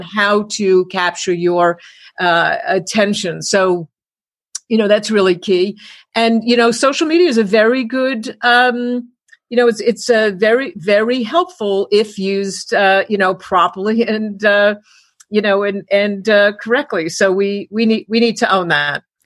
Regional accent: New York, United States; I grew up in New York

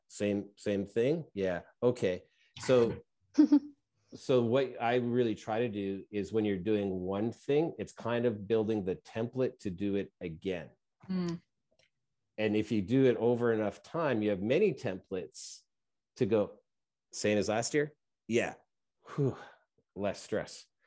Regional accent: Canada; we're Canadian, where I am

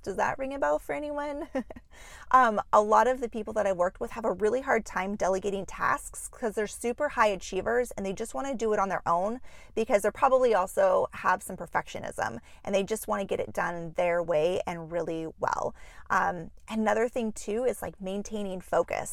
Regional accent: Juneau, Alaska, United States; moved away as an adult; now in Minneapolis, United States; I was born and raised in Juneau, Alaska

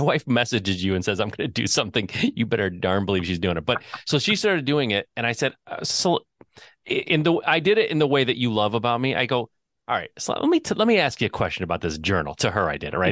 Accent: Southeast Michigan, United States; Growing up in Michigan, Southeast Michigan

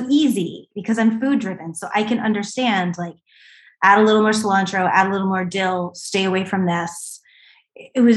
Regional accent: East Coast, United States; I was from the East Coast.

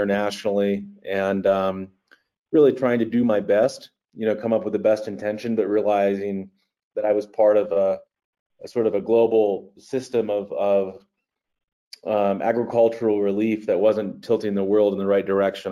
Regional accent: Eastern Shore of Maryland, United States; growing up on the Chesapeake Bay in Maryland, the eastern shore of Maryland

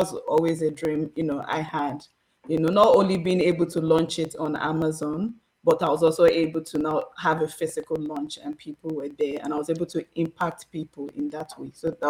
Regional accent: Nigeria; I'm from Nigeria.

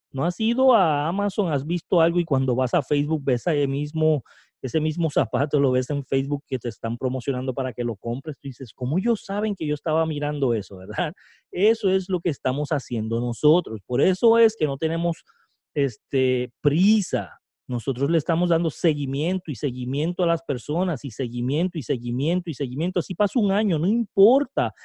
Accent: Puerto Rico; el primer puertorriqueño

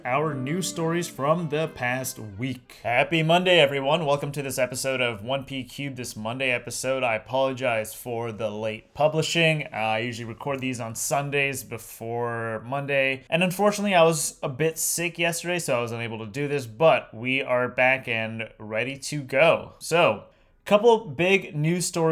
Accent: New York, United States; as a New Yorker

